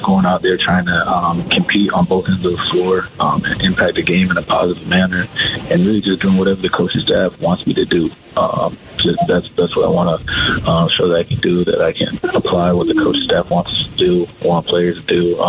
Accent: Phoenix, Arizona, United States; Growing up in Arizona, going to Suns games with my dad, and just being from Phoenix

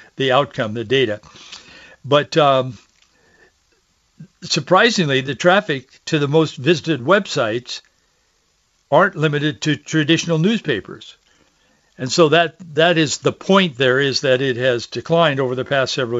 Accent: Yakima, Washington, United States; growing up in Yakima, in the Yakima Valley.

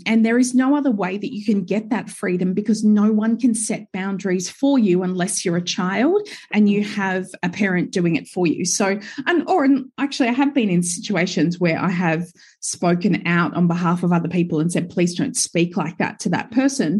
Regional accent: Gold Coast, Queensland, Australia; now in Sunshine Coast, Australia; I grew up, I was born and raised on the Gold Coast.

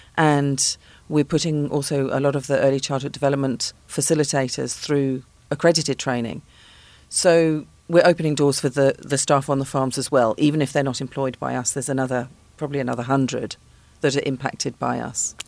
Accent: London, United Kingdom; moved away as an adult; now in Cape Town, South Africa; I am not from Pretoria. I'm from London.

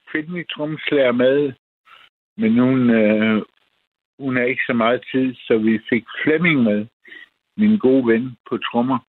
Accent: Vissenbjerg, Southern Denmark, Denmark; I mit barndomshjem. En stor øh, gammel tyrestation i Vissenbjerg på Fyn

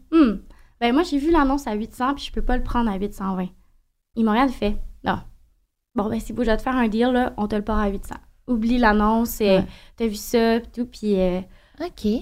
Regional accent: Saint-Honoré, Quebec, Canada; Puis je viens d'un petit village.

